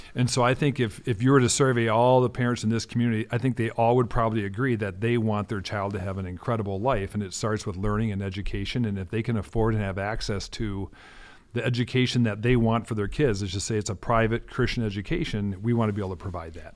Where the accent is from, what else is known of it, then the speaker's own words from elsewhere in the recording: Minneapolis, Minnesota, United States; also born or lived in North Dakota / Denmark; I grew up in South Minneapolis, born and raised